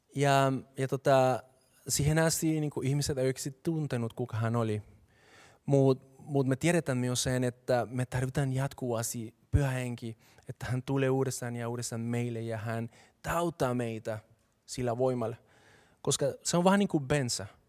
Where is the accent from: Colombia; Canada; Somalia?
Colombia; Bogotá; Finnish is a second language; moved away as an adult; now in Finland; mä oon kasvanut Bogotassa, joka on kaupunki, joka sijaitsee 2600 metriä korkeudella